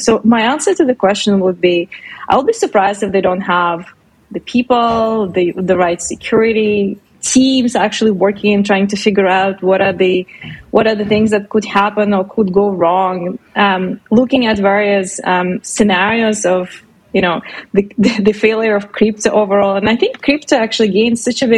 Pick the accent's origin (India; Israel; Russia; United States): Russia; now in Canada; I'm originally from Russia